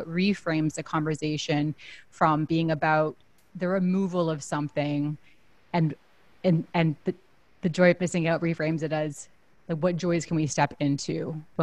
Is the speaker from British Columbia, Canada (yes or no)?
yes; Vancouver, British Columbia, Canada; I'm actually originally from Vancouver in Canada